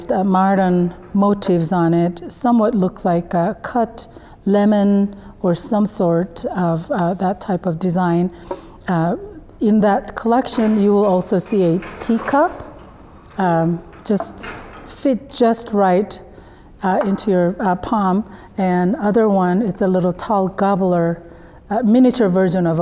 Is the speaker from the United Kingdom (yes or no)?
no; South Korea; moved away; my home country, South Korea